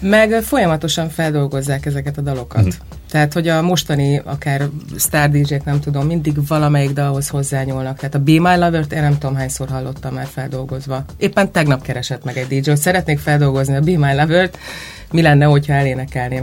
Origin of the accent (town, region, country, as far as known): Hungary